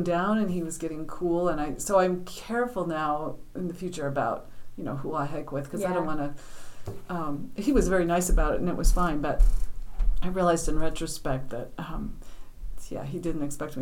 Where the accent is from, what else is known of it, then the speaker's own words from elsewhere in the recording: Denver, Colorado, United States; moved away as an adult; now in New Hampshire, United States; growing up in Colorado. We had some friends that lived across the street from us in Denver